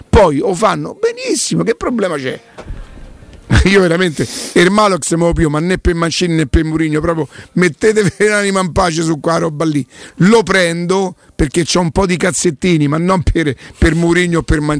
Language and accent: Italian; Rome, Lazio, Italy; A me da quanto so da Roma non me lo deve dire nessuno.